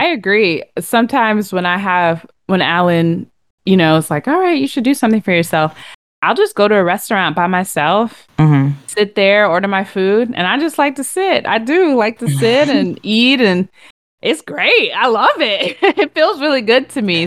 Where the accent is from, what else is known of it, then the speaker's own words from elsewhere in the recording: Connecticut, United States; I'm from Connecticut